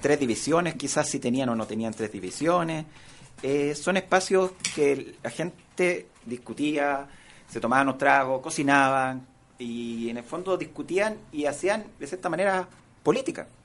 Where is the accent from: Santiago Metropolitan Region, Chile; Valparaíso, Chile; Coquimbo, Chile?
Santiago Metropolitan Region, Chile; San Bernardo; Yo crecí y me crié en San Bernardo